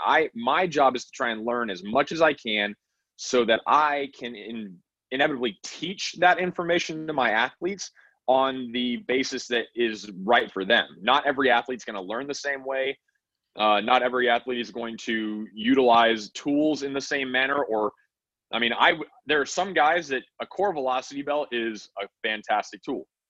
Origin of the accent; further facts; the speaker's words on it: Wyoming, United States; I grew up in Wyoming